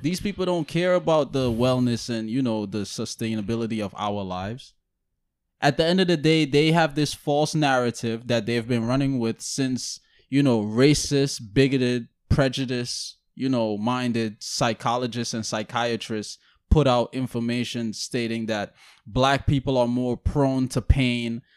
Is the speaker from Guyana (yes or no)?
yes; Guyana; I'm from Guyana